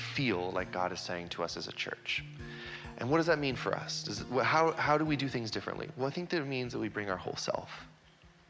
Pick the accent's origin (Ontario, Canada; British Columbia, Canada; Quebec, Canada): British Columbia, Canada; Vancouver; also born or lived in Kansas City; I grew up here in Vancouver